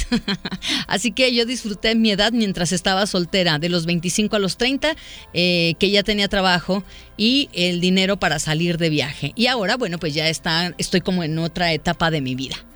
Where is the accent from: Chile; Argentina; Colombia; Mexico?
Mexico; Puebla; now in Guadalajara, Mexico; Yo soy de Puebla y vivo aquí con mi esposo e hijos.